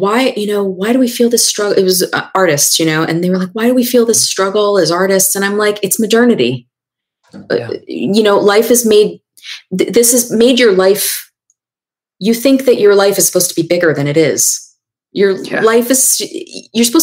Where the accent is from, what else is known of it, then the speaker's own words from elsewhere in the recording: New York, United States; I'm from New York